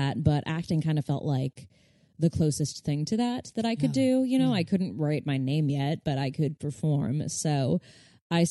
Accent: Burbank, California, United States; I grew up in Burbank where kids would come out for pilot season.

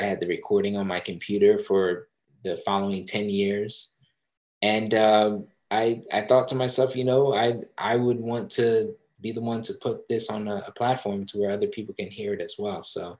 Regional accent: East Coast, United States; now in San Francisco, United States; So I never thought I would live in San Francisco. I'm from the East Coast.

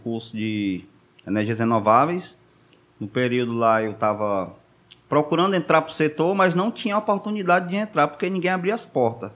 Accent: Maracanaú, Ceará, Brazil; Sou do Maracanãú, já está com mais de 20 anos

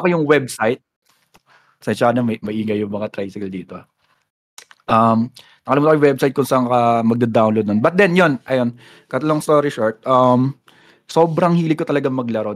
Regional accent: San Pablo, Calabarzon, Philippines; also born or lived in Bulacan; May pagka-probinsya kasi yun eh, yung lugar namin dito, bro. Mm-hmm. San Pablo City Laguna kami

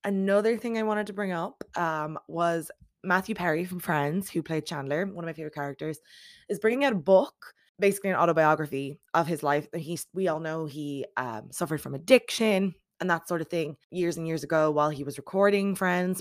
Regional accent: Ireland; As an Irish person

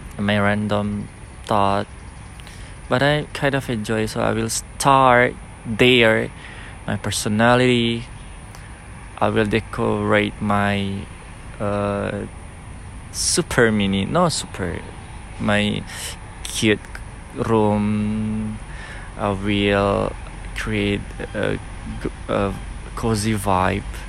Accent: Nias, North Sumatra, Indonesia; moved away; come back to my hometown in Nias

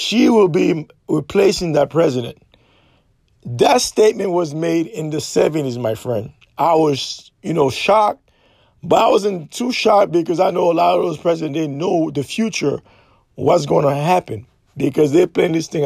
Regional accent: Haiti; Haitian are very special people. We are courageous.

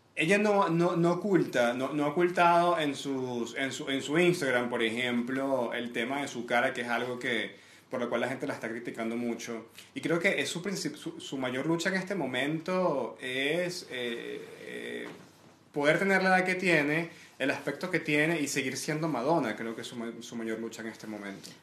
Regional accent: Venezuela; moved away as an adult; now in Santiago, Chile; soy venezolano

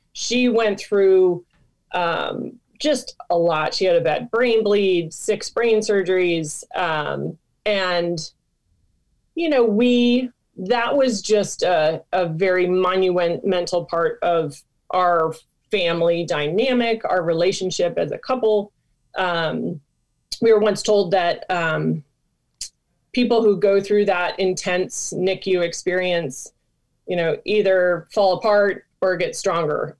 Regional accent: Michigan, United States; moved away; I'm from Michigan originally

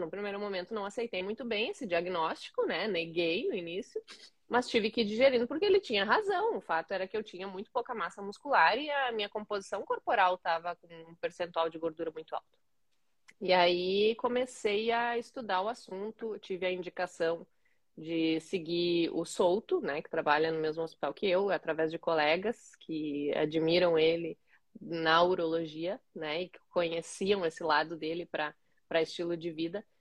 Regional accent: Caxias do Sul, Rio Grande do Sul, Brazil; me formei em 2012, em Caxias do Sul, a cidade onde eu nasci

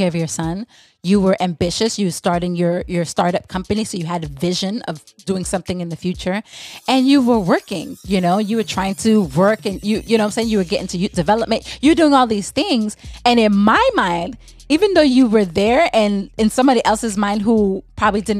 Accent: St. Thomas, U.S. Virgin Islands; I'm from the Virgin Islands. I'm from St. Thomas

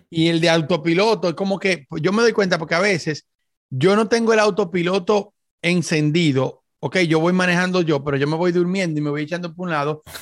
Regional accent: Dominican Republic; yo soy dominicano

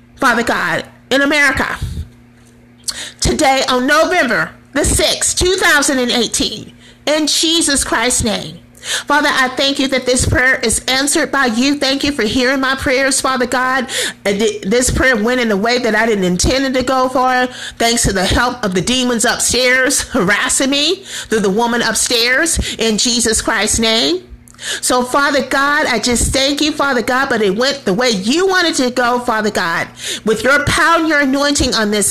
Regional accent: United States

